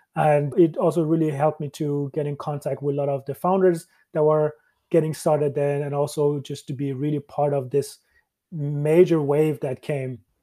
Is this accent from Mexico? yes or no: no; Sweden; moved away as an adult; also born or lived in Iran / Canada / Dublin, Ireland; when I moved as a child from Iran to Sweden